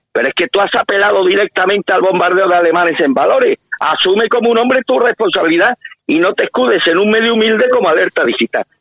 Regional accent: Spain; somos los españoles

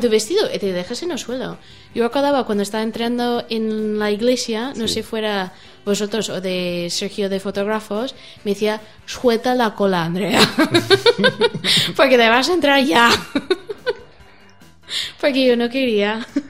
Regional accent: United States; Spanish is a second language; moved away as an adult; also born or lived in Germany; now in Spain; soy americana

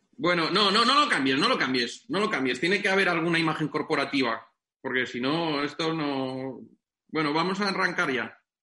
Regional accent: Benidorm, Valencian Community, Spain

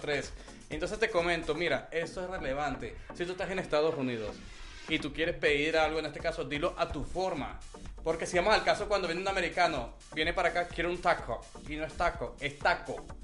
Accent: Venezuela; also born or lived in Colombia; now in Mexico; soy venezolano. con padre colombiano y corazón mexicano

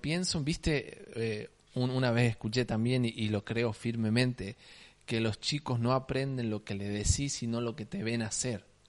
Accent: Salta, Argentina; accent: salteño tonada; also born or lived in Alicante, Spain; toda mi vida acá en Salta, así que puedo decir que soy un salteño

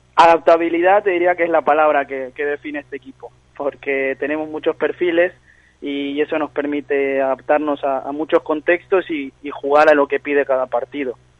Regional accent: Monte Grande, Buenos Aires Province, Argentina; now in Spain; Yo de Buenos Aires, de Argentina, Monte Grande

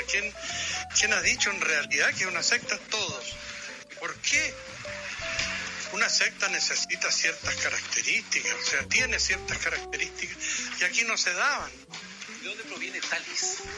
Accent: Chile; also born or lived in United States / Canada; Yo cuando chico vivía acá en Chile, después me fui para Estados Unidos, después volví, después me fui para Canadá, después mm. volví.

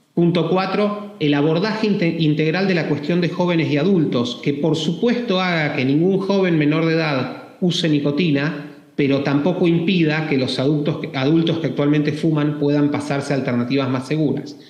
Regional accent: Argentina; Argentina, mi país natal

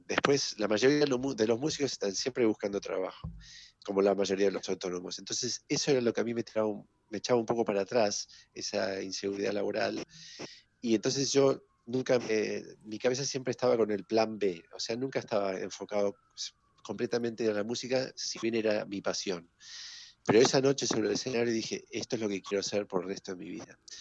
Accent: Villa Ballester, Buenos Aires Province, Argentina; en otro colegio alemán que hay en Villa Ballester, de donde yo vengo

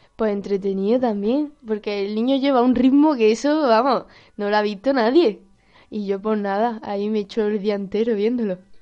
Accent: Granada, Andalusia, Spain; soy de Granada

